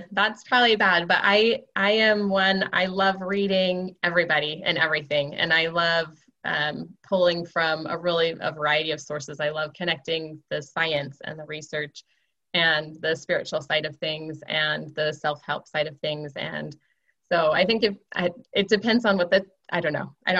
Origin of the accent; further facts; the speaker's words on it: Seattle, Washington, United States; I'm from Seattle originally. My husband's from Idaho originally.